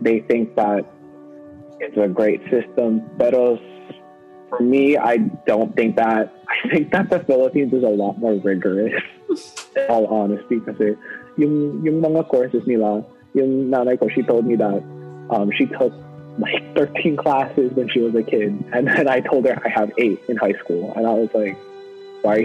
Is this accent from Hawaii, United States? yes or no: yes; Hawaii, United States; also born or lived in Yokosuka, Japan; my lifestyle is a lot more different because I grew up in Hawaii